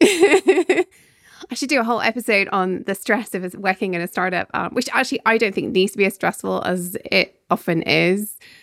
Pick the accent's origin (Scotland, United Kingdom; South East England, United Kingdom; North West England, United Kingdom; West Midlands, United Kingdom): Scotland, United Kingdom; As a Scot